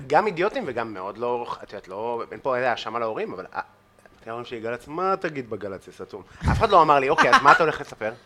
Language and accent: Hebrew; Afula, Northern District, Israel; אני מעפולה, בן 18